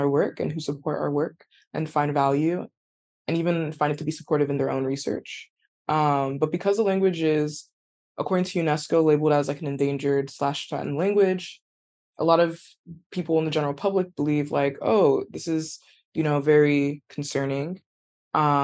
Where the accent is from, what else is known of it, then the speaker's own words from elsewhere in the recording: California, United States; I grew up in California